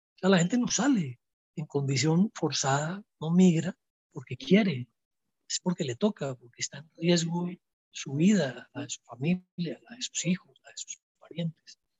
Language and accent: Spanish; Colombia; moved away as an adult; now in Quito, Ecuador; Yo soy colombiano